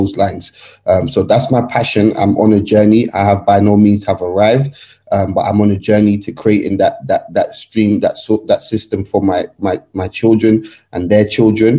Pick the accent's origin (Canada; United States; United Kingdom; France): United Kingdom; London; I'm from Nigeria, but born and bred in England, London